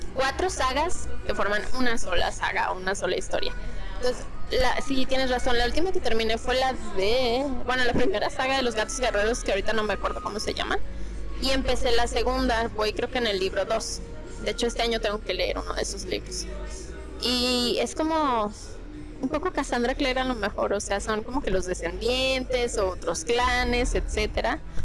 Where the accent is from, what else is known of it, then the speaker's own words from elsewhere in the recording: Mexico; así somos los mexicanos